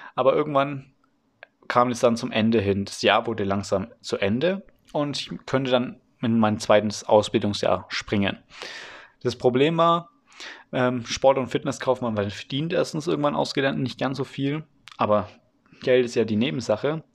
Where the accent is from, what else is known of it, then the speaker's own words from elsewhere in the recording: Franconia, Bavaria, Germany; Das ist hier in Franken so. Übrigens, ich komme aus Franken, aus Bayern